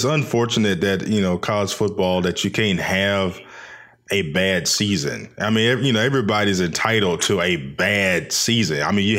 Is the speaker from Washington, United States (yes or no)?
no; Nashville, Tennessee, United States; I grew up in Nashville, Tennessee